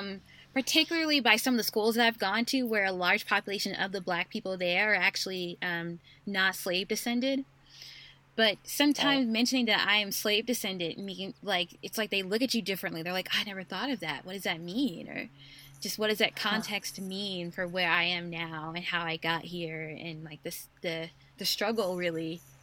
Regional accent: Mississippi, United States; moved away; I'm from Mississippi and how do I rationalize or reckon with my ancestors being slaves?

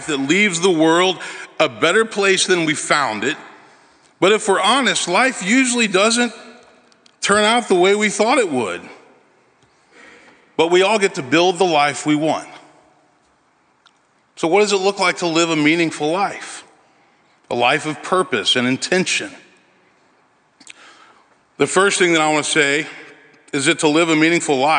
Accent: Memphis, Tennessee, United States; moved away as an adult; now in Nashville, United States; I grew up in Memphis, son of a minister, oldest of four children.

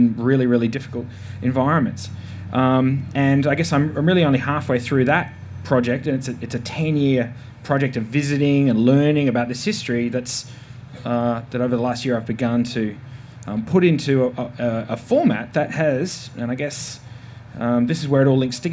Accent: Tasmania, Australia; I'm from Tasmania

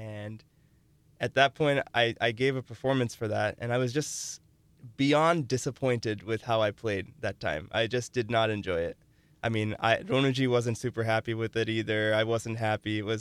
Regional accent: Chicago, Illinois, United States; also born or lived in South Carolina; When we moved, when I was six, we moved to Chicago, and I started learning bhajans from a teacher there

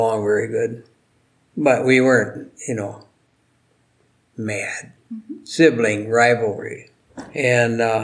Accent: Greenfield Township, Monroe County, Wisconsin, United States; I was born in Tar Valley and Greenfield Township in Monroe County.

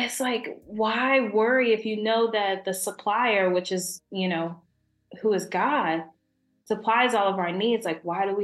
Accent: Dayton, Ohio, United States; I am from Dayton, Ohio, the crazy weather of Ohio land

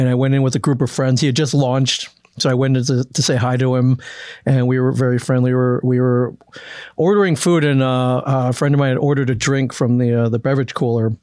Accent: Michigan, United States; also born or lived in Cleveland, Ohio; I grew up in Michigan

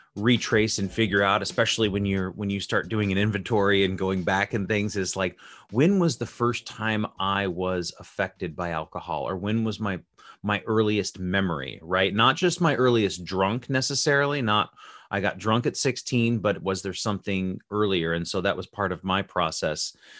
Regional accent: Las Vegas, Nevada, United States; I was born and raised in Las Vegas, Nevada

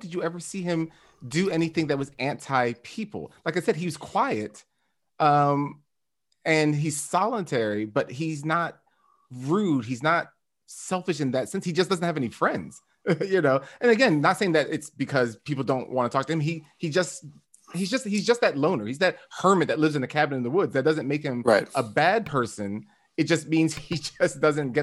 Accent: United States; I, as an American

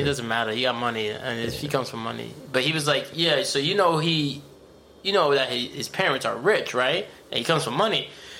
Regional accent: Connecticut, United States; Yeah, I'm from Connecticut, you know us.

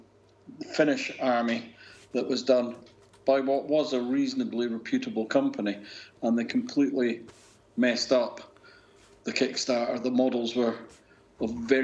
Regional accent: Scotland, United Kingdom; I'm a Scotsman

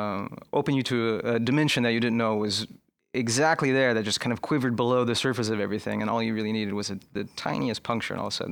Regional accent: California, United States; In California.

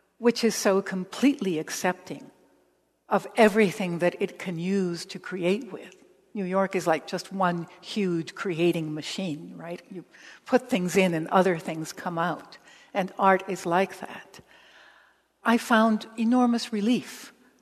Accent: Mexico; moved away; also born or lived in Los Angeles, United States / Nicaragua / El Salvador / Paris; I grew up in Mexico, but also I grew up in Los Angeles

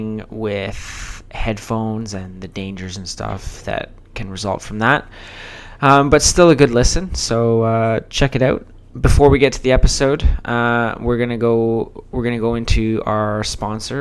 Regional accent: Markham, Ontario, Canada; now in Collingwood, Canada; I grew up in Markham

